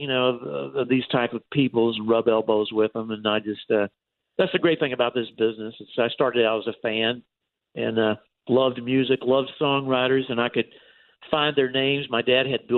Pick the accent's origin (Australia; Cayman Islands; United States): United States; Texas; moved away as an adult; growing up in Texas